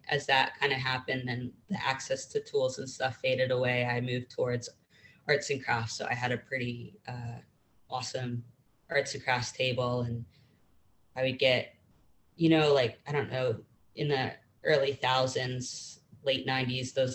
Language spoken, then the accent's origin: English; Pittsburgh, Pennsylvania, United States; now in Columbia, United States; originally I was born in Pittsburgh and grew up in a suburb of Pittsburgh